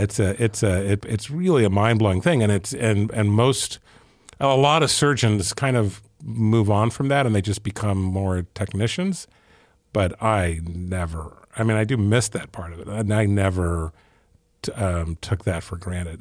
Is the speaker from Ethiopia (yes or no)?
yes; Ethiopia; moved away; I grew up in Ethiopia